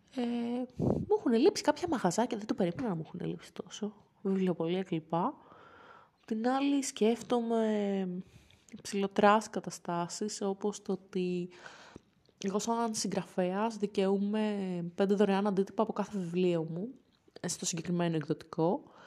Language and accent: Greek; Athens, Attica, Greece; moved away